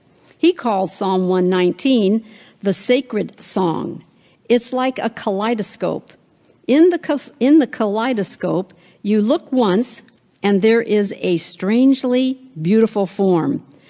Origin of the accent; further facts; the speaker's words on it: West Coast, United States; Now, I don't know, I'm from the West Coast. I know you're here in the East Coast